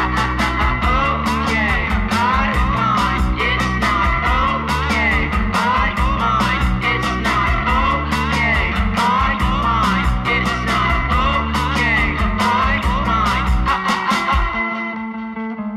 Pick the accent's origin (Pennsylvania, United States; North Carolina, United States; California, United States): North Carolina, United States; Charlotte; now in New York City, United States; I'm from Charlotte.